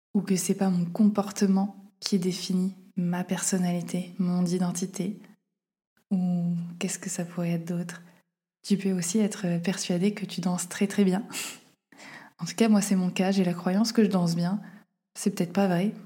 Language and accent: French; Auvergne-Rhône-Alpes, France; moved away as an adult; ma ville natale